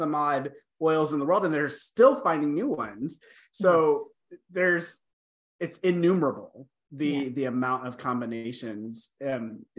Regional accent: United States; moved away as an adult; now in Canada; as an American

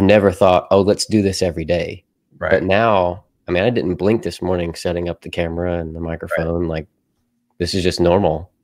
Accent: Murray, Kentucky, United States; also born or lived in Nashville, Tennessee / Bowling Green, Kentucky; I grew up in Murray, where I currently serve at the church that I currently serve at.

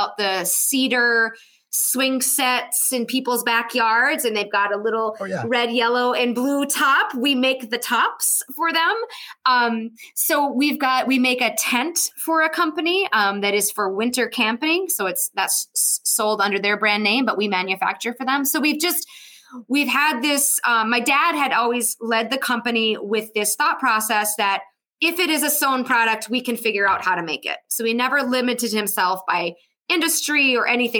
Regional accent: Ironwood, Michigan, United States; We're 2 hours from Minnesota. So, you know, that's where, as a kid, that's where we went for our back to school shopping

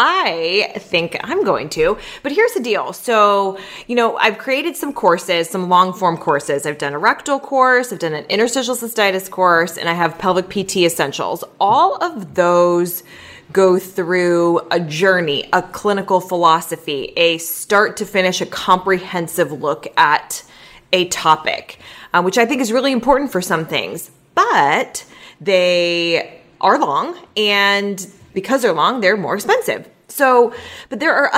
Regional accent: Southern California, United States; we are from Southern California

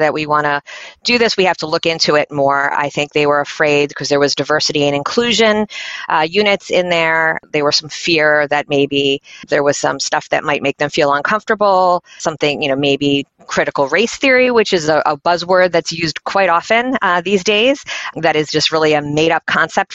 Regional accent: Philadelphia, Pennsylvania, United States; moved away as an adult; now in York, United States; I'm from Philadelphia, suburbs of Philadelphia originally

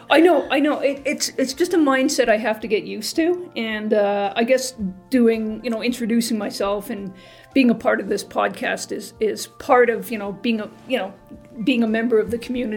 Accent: Montreal, Quebec, Canada; also born or lived in Toronto / Edmonton; now in Brockville, Canada; I grew up in Montreal, and I lived in Toronto for 35 years with a brief foray into Edmonton.

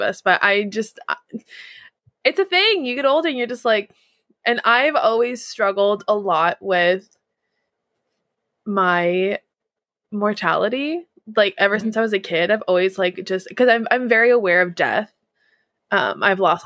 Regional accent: Southern California, United States; also born or lived in New England / Washington State; now in Washington, United States; growing up in Southern California

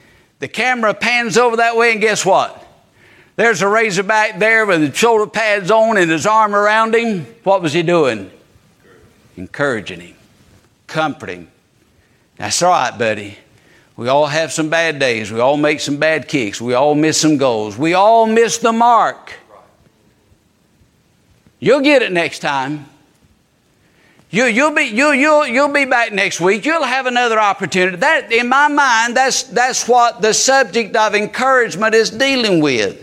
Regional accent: Georgia, United States; also born or lived in Eastern North Carolina; now in North Carolina, United States; I'm a Georgia Bulldog fan because that's my home state

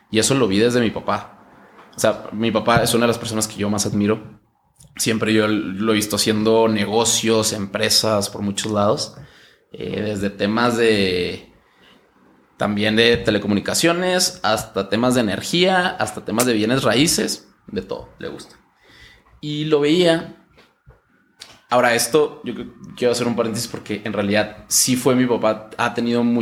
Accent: Chihuahua, Mexico; Yo soy de Chihuahua.

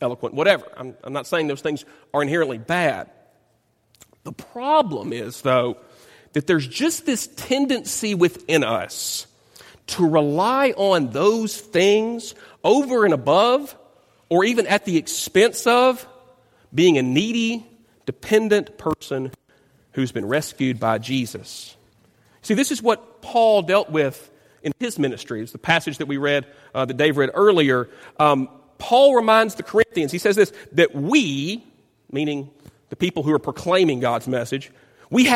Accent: Dyersburg, Tennessee, United States; moved away; my hometown of Dyersburg, Tennessee

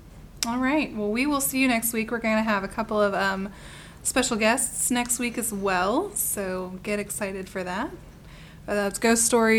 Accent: Appalachia, United States; we're from here. We're allowed to say what we say. It's like, we even grew up here.

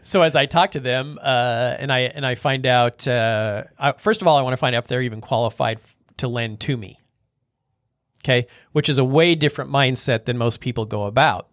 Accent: North Platte, Nebraska, United States; I'm from North Platte

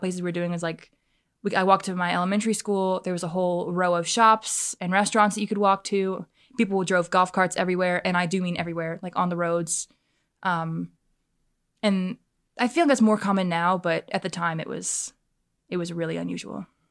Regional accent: Fort Mill, South Carolina, United States; I grew up in Baxter, if you're familiar with the Fort Mill area.

